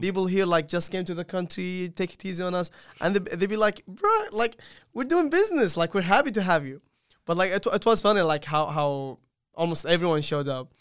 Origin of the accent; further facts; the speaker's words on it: Saudi Arabia; moved away as an adult; now in Charlotte, United States; I'm from Saudi Arabia